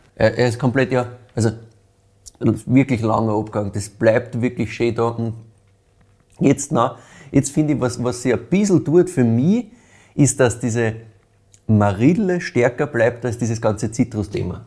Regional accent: brewery town in the Weinviertel, Lower Austria, Austria; Ich bin ja selber in Lahn in einer Brauereistadt aufgewachsen quasi das ist halt wirklich so, ne? wir sind im Weinviertel

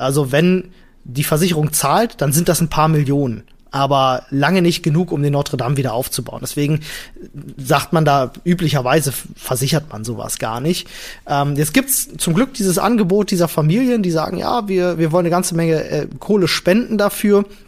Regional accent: Germany; uns als Deutsche

